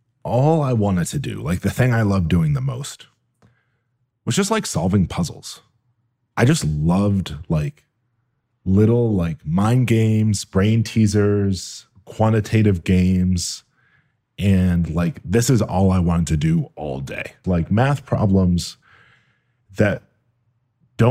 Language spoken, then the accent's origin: English; Buffalo, New York, United States; I grew up in Buffalo, New York